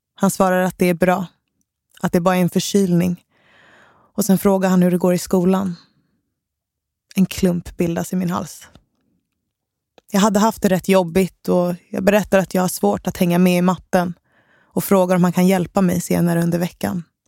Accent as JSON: {"language": "Swedish", "town": "Stockholm", "region": "Stockholm County", "country": "Sweden", "tie": "born or raised there", "said": "Enskededalen i Stockholm. Det var där jag växte upp"}